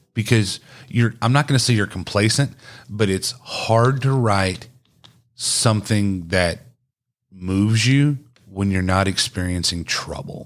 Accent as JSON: {"language": "English", "region": "East Texas", "country": "United States", "tie": "born or raised there", "also_born_or_lived": "Cleburne, Texas / Godley, Texas", "said": "I was born in Cleburne, moved to East Texas, and grew up in a very small t-, town"}